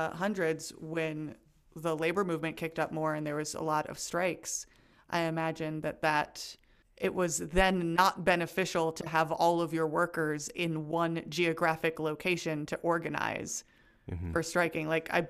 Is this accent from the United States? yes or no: yes; United States; me as an American